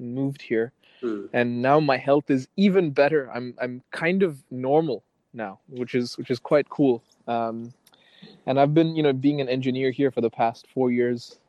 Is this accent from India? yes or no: yes; India; I was born in India